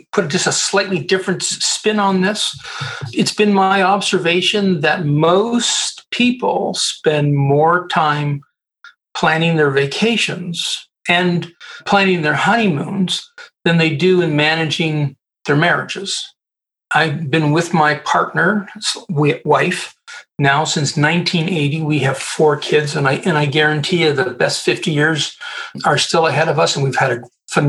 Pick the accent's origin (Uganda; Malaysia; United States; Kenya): United States; Colorado; And I'm a Canadian, by the way. I'm a Canadian. But I grew up at the United States Air Force Academy.